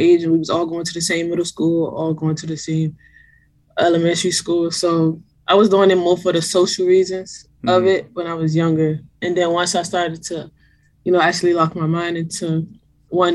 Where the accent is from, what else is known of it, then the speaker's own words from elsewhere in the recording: District Heights, Maryland, United States; I grew up in District Heights, Maryland, but a lot of people probably would know that better if I just say Prince George's County, Maryland